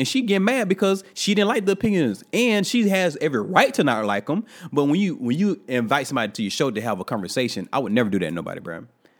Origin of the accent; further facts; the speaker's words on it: New York, United States; being a New Yorker, however you wanna say it was, it's still not right to talk to people like that.